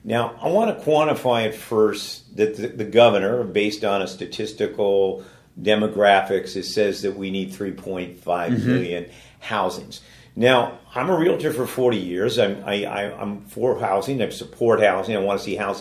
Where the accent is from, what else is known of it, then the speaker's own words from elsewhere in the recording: San Francisco, California, United States; I was born in San Francisco